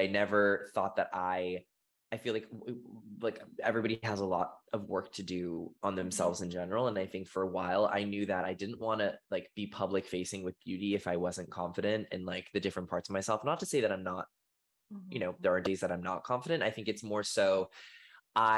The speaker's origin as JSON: {"language": "English", "town": "Boston", "region": "Massachusetts", "country": "United States", "tie": "born or raised there", "said": "I grew up in Boston, Massachusetts"}